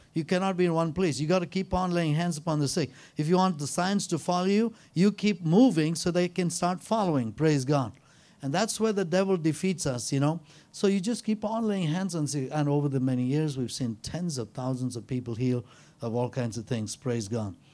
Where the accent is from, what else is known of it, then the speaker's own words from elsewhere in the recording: India; I'm an Indian